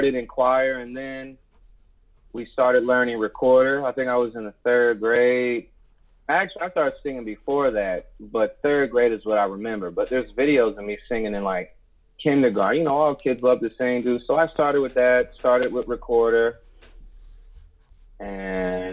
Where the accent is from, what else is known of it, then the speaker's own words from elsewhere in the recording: Cleveland Heights, Ohio, United States; I grew up in Cleveland Heights, which is a suburb